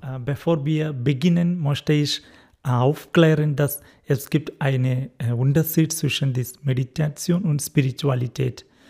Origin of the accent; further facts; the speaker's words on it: Kerala, India; German is a second language; moved away as an adult; also born or lived in Freiburg, Germany; now in Mannheim, Germany; Ich komme aus Kerala, aus Indien